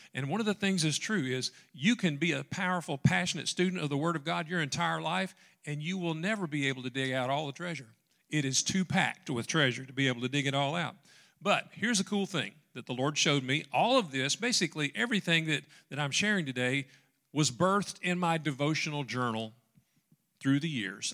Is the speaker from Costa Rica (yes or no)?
no; Dyer, Tennessee, United States; moved away; also born or lived in Dyersburg, Tennessee; we grew up in Dyer, Tennessee